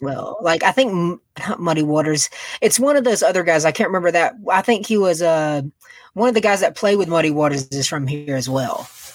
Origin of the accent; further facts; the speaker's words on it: Macon, Georgia, United States; I am from Macon, Georgia. It's like an hour away from Atlanta